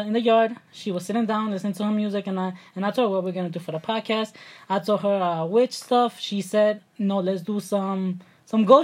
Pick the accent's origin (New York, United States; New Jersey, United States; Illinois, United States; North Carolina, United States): New York, United States; New York City; accent: New York; moved away as an adult; now in Mexico City, Mexico; We're from Brooklyn, New York. We were raised there our whole entire life